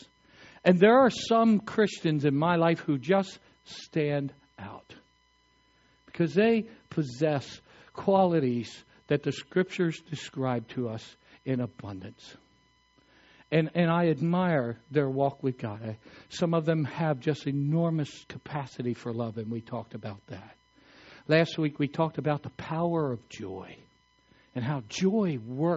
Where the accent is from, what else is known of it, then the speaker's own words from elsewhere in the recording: Eastern Shore of Maryland, United States; I grew up in the Eastern Shore of Maryland